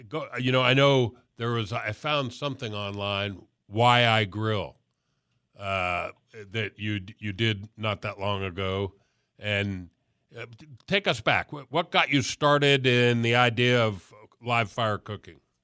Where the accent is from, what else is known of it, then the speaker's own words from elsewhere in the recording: Miami, Florida, United States; I'm from Miami